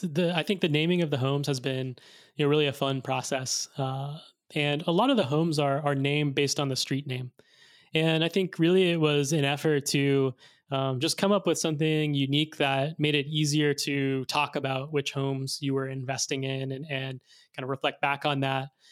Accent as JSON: {"language": "English", "region": "Arkansas", "country": "United States", "tie": "born or raised there", "said": "I grew up in Arkansas"}